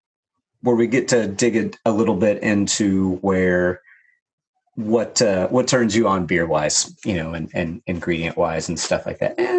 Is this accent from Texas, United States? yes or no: yes; Texas, United States; I grew up in Texas